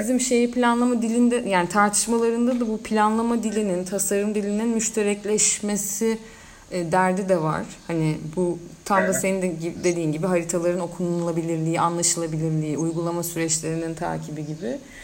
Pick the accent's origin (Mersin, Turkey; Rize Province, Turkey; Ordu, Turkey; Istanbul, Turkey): Mersin, Turkey; sen de ben de hem buralıyız